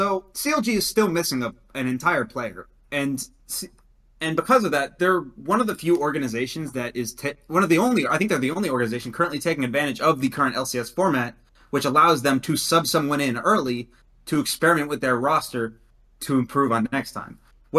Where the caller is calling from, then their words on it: Dallas, Texas, United States; I am calling from Dallas.